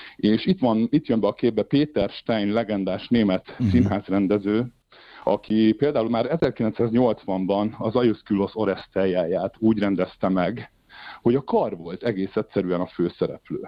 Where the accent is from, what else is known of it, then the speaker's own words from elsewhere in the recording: Hungary; moved away as an adult; now in Switzerland; ez volt az első nagy szerepem Magyarországon, a saját szülővárosomban